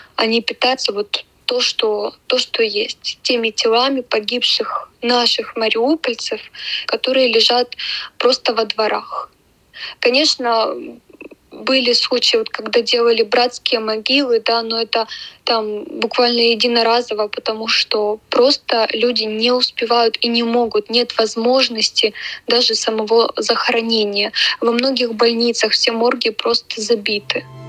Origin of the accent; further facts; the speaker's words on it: Ukraine; moved away as an adult; also born or lived in Kyiv; now in Germany; Мы как друженцы с Украины. Почему? Потому что началась война у нас в родной нашей стране.